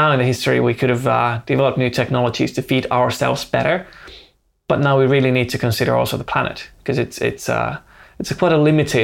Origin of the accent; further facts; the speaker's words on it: Finland; also born or lived in Helsinki; I live in Helsinki. I'm based there. I'm born and raised in Finland